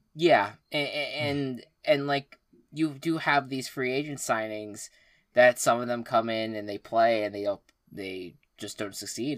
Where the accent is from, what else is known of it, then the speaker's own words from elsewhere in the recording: New York, United States; as a New Yorker